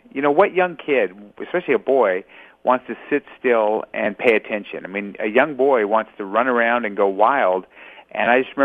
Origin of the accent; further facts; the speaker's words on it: Los Angeles, California, United States; I was born in Los Angeles. So California born and raised